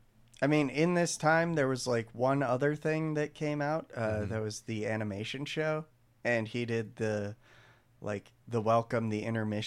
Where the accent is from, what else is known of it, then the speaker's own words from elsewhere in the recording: United States; we're American.